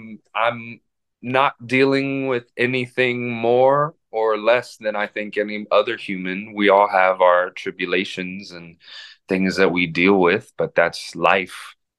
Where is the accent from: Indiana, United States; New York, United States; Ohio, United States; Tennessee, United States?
Indiana, United States; Indianapolis; also born or lived in Minnesota; I was born in Minnesota. I was not born in Indianapolis, Indiana.